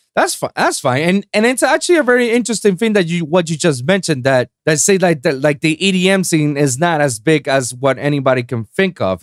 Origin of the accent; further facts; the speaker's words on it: Puerto Rico; first language Spanish; English is a second language; I'm from Puerto Rico, so, you know, I have a small island